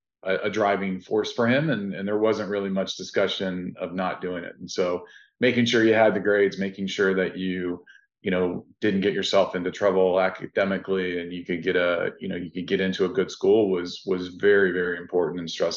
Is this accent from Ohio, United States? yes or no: yes; Findlay, Ohio, United States; moved away as an adult; You know, Findlay's a small town. You know, you get a lot of the small town vibes, but you also don't have all the big city pieces that go along with it. And so it was enjoyable. I was there my entire childhood all the way until I left to go to college.